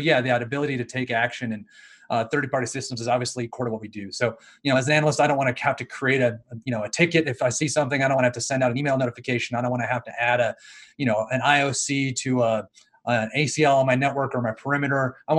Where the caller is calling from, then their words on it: Louisville, Colorado, United States; I am in Louisville, Colorado.